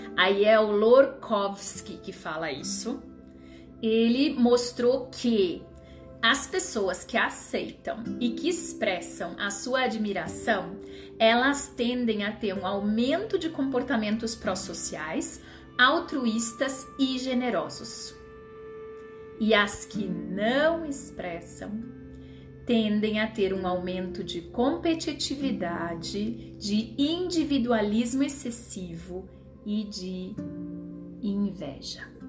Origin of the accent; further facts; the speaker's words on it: Rio Grande do Sul, Brazil; o Rio Grande do Sul, minha terra